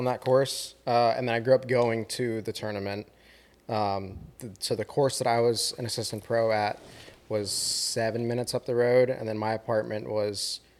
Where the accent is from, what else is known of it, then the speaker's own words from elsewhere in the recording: South Florida, United States; Growing up in Florida, flat, a lot of water.